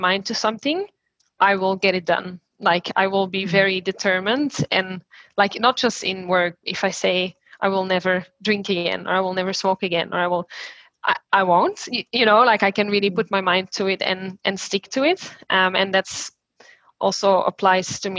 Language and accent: English; Belgium; now in Sydney, Australia; I'm from Belgium.